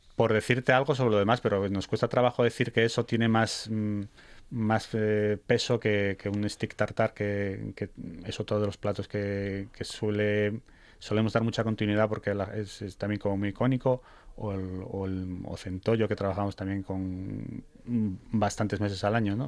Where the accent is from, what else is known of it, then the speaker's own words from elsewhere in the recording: Salinas, Asturias, Spain; somos de allí, o sea, somos somos del, del, pueblo de, vamos, de generaciones. Eh, bueno, mi mujer es de Avilés, pero yo soy de Salinas